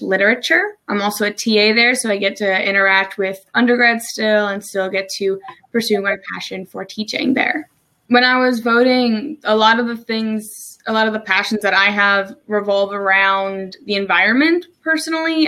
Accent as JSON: {"language": "English", "region": "New Jersey", "country": "United States", "also_born_or_lived": "Maryland", "moved": "as an adult", "lives_now": "Salisbury, Maryland, United States"}